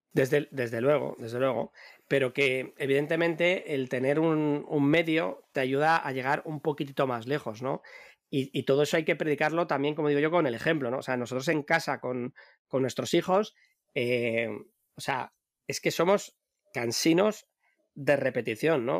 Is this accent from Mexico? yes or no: no; Madrid, Community of Madrid, Spain; now in Bilbao, Spain; Yo en mi propio barrio, donde yo nací en, Madrid, en un, barrio de, de, hortaleza, de obreros